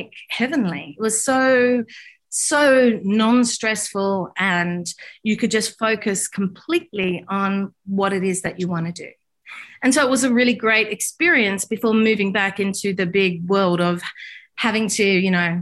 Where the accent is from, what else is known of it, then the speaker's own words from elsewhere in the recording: Australia; I'm from Australia